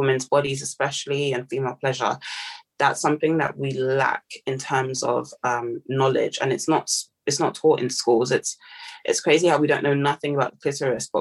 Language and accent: English; Nigeria; now in United Kingdom; I'm Nigerian